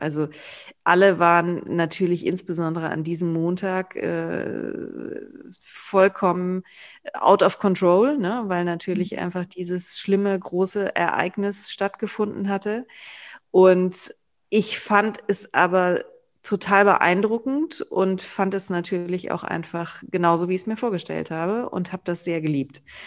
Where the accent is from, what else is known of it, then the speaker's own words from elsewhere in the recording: near Cologne, North Rhine-Westphalia, Germany; ich ja im Umkreis äh, von Köln geboren bin